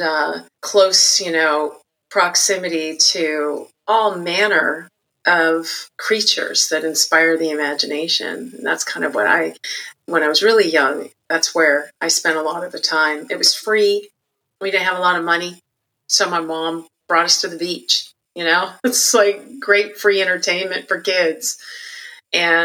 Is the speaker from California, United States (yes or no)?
yes; Santa Barbara, California, United States; I was born and raised in Santa Barbara, California